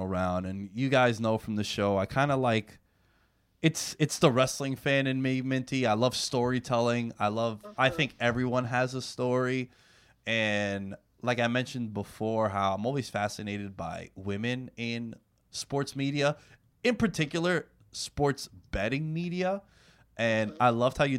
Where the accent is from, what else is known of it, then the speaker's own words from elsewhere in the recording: New York, United States; I'm from New York